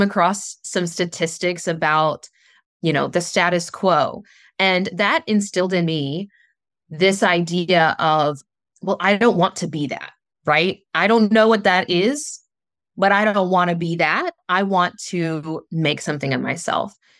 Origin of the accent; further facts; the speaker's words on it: Southern West Virginia, United States; I grew up in Southern West Virginia, a very small town